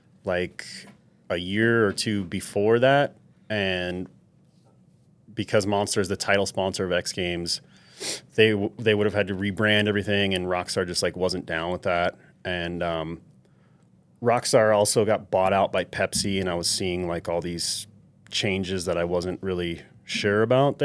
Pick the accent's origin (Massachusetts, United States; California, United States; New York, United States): New York, United States; from a little kid growing up in New York, that always pictured having a backyard. Like, 'cause I grew up in an apartment building and, like, always wanted a backyard.